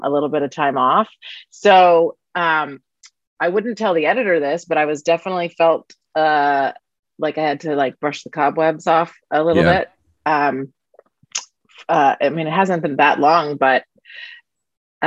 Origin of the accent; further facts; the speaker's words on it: Washington, District of Columbia, United States; I'm from Washington, D.C., actually, born and raised in the District of Columbia